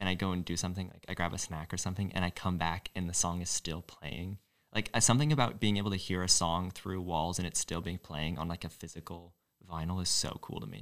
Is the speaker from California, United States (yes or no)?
no; Boise, Idaho, United States; moved away as an adult; now in New Haven, United States; I'm from Idaho. Boise, Idaho specifically